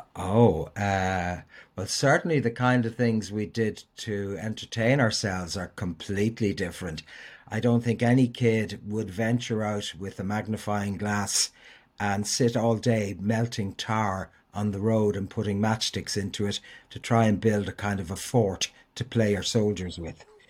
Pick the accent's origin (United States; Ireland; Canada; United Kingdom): Ireland; Dublin, Leinster; I grew up in Walkinstown and was the product of a Christian brother school